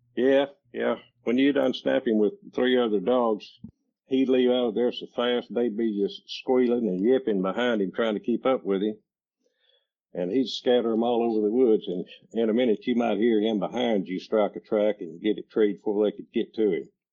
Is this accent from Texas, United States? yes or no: yes; Marshall, Texas, United States; I was born in Marshall, Texas in, in 1950